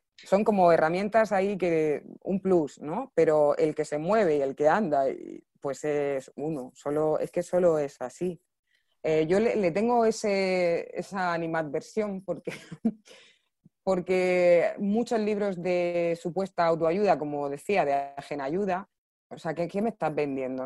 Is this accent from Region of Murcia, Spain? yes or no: yes; Region of Murcia, Spain; accent: Murcian; como soy murciana no se nota mucho la S